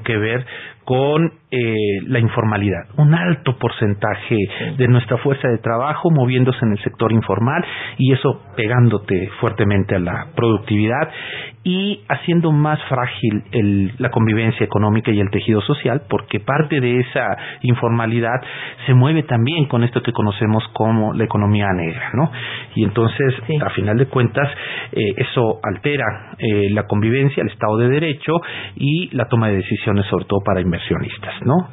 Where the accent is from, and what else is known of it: Mexico